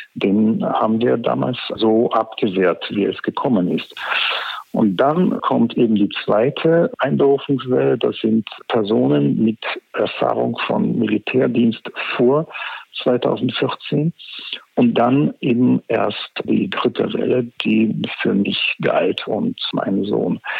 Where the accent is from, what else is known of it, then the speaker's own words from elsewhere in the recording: Ukraine; bei uns in der Ukraine